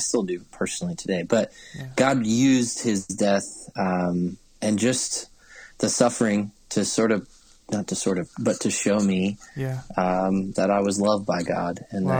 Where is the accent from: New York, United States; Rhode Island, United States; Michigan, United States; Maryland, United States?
Maryland, United States; And so I grew up on the East Coast of the States in the state of Maryland. And I grew up in a small church there